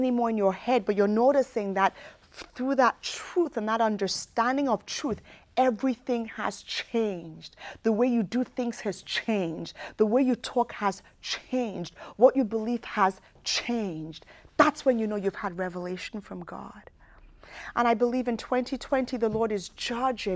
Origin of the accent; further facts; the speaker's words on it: United Kingdom; moved away as an adult; I was raised in the United Kingdom